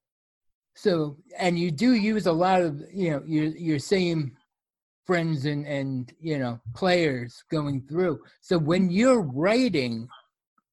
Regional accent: New York, United States; I grew up in New York

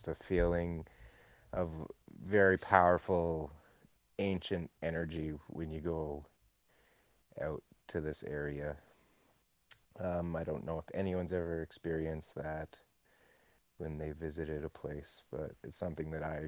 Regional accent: Canada; I'm Canadian

